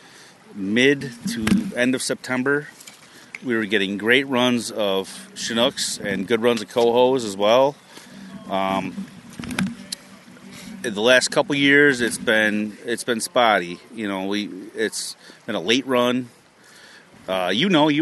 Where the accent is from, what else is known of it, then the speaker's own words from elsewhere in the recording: Pulaski, New York, United States; I grew up in Pulaski, which is basically the hub of salmon fishing in upstate New York